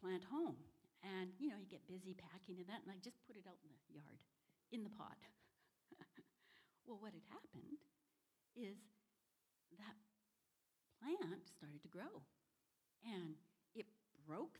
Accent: Canada; moved away; also born or lived in Washington, United States; My husband and I are from the Northwest, up in Washington, and I'm actually from Canada.

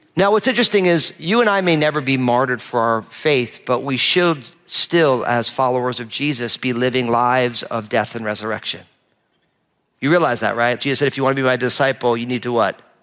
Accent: New Jersey, United States; I'm from New Jersey

